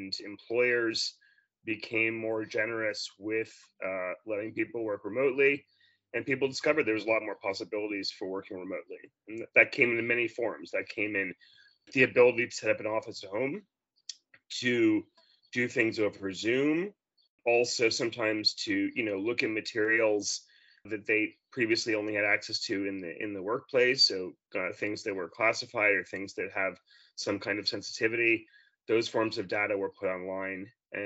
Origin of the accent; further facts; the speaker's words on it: New York, United States; moved away as an adult; now in Australia; I'm originally from New York, but I've lived in Australia for 6 years.